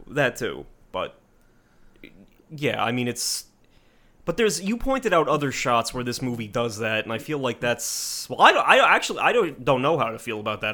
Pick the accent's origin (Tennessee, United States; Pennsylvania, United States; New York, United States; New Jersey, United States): New Jersey, United States; we're from Jersey